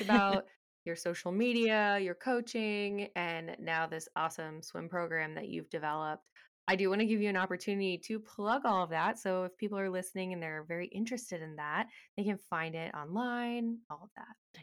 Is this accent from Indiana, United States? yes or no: no; Texas, United States; I grew up in Texas